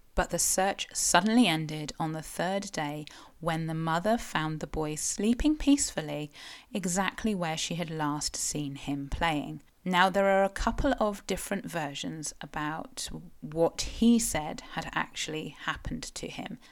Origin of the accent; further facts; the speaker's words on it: South West England, United Kingdom; I am a Cornish writer and blogger and sometimes podcaster